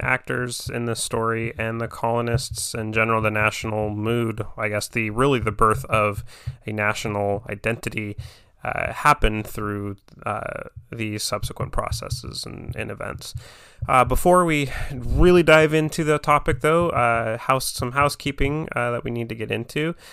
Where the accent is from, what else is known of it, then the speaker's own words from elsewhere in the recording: Vancouver, Washington, United States; I can't tell you growing up when you leave this area, or even if you go like even north into Seattle uh, people you say Vancouver and they assume you're Vancouver, uh, BC